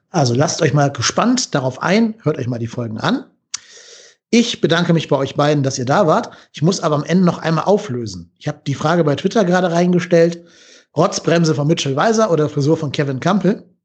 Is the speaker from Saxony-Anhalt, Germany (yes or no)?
no; Cologne, North Rhine-Westphalia, Germany; Aber wir sind ja Berufspessimisten ähm, mhm. als Kölner.